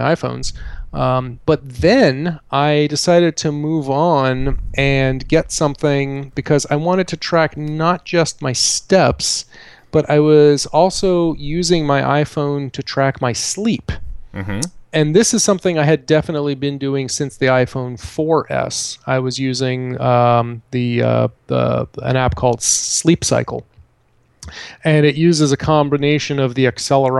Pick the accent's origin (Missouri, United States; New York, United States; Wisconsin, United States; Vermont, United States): Vermont, United States; born or raised there